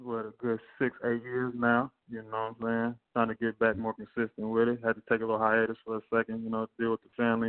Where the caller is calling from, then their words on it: Bay Area, California, United States; I'm calling from the Bay Area right now.